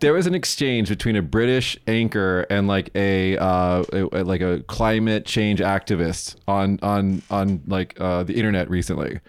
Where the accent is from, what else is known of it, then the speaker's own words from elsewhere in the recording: United States; I'm American.